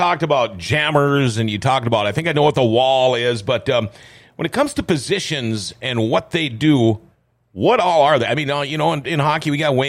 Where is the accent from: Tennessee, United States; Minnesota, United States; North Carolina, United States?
Minnesota, United States; Thief River Falls; now in Grand Forks, United States; My hometown of Thief River Falls